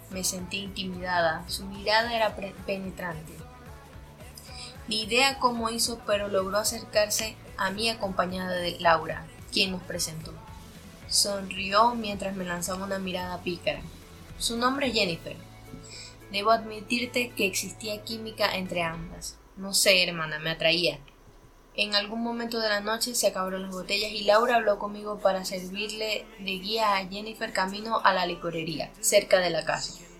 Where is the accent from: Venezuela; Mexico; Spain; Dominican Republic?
Venezuela; Barquisimeto, Lara; moved away; Soy de Barquisimeto, Estado Lara, Venezuela pero yo me fui de Venezuela no por problemas económicos, busqué otra salida.